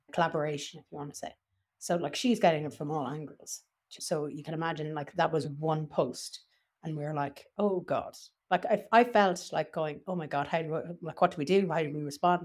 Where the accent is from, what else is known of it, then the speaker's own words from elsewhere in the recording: Ireland; I was from Ireland